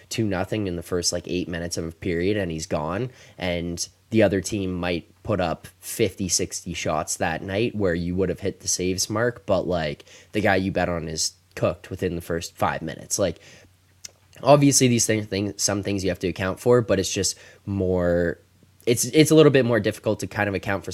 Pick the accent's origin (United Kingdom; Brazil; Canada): Canada; Toronto, Ontario; I'm also from Toronto, man.